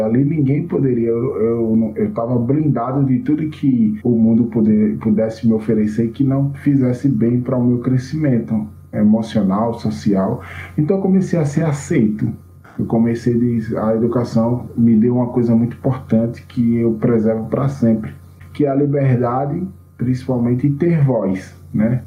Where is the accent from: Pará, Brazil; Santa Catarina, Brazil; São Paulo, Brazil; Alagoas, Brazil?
Alagoas, Brazil; Junqueiro; now in Maceió, Brazil; eu nasci numa cidadinha chamada Junqueiro, né, aqui em Alagoas. Né? Eu não sou de Maceió mesmo, da capital. Hoje eu moro na capital